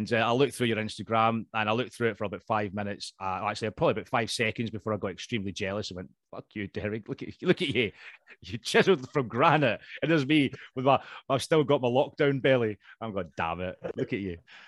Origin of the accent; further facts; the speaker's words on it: Scotland, United Kingdom; Being Scottish, I'm kind of allergic to the sun. It's like my arch nemesis. We're not used to it up north of the border